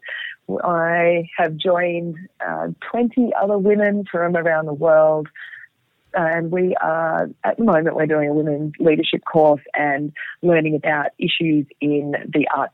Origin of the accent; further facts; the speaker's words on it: Sydney, New South Wales, Australia; I grew up in Sydney and, you know, lived at the beach and in the bush through my childhood.